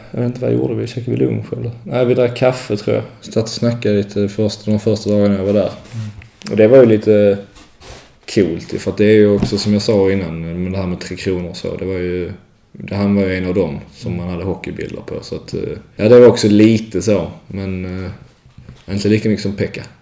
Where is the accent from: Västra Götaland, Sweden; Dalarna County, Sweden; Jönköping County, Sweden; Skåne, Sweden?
Skåne, Sweden; Malmö; also born or lived in Växjö; now in Leksand, Sweden; Det blir så OS-final på dammarna hemma i Malmö.